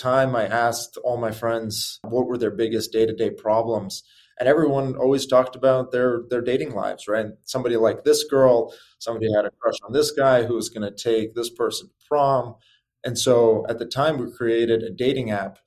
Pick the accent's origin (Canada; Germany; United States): United States; Chicago, Illinois; moved away as an adult; also born or lived in California; growing up in Chicago was wonderful